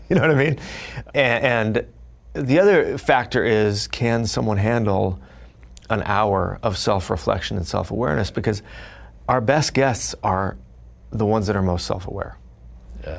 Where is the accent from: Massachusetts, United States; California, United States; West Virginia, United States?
California, United States; Fullerton; growing up, I grew up in Fullerton, California